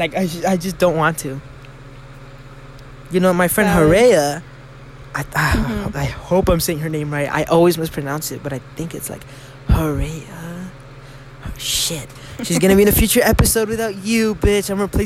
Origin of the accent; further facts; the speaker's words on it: Mexico; accent: Mexican; My Mexican accent came out. I'm sorry.